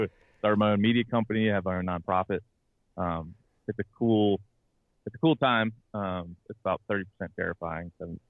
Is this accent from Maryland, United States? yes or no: yes; Maryland, United States; I'm from Maryland, so I was covering the Orioles and the Ravens and writing about them every day, going in the locker room.